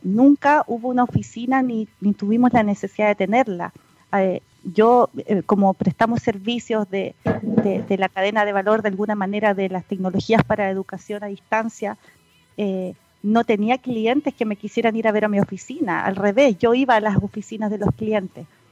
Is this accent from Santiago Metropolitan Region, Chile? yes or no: no; Punta Arenas, Magallanes and Chilean Antarctica, Chile; moved away as an adult; also born or lived in Concepción; es magallánica, de tomo y lomo, nacida y criada, como se dice, por allá en la, población 18 de septiembre de Punta Arenas. Eh, hasta los 18 años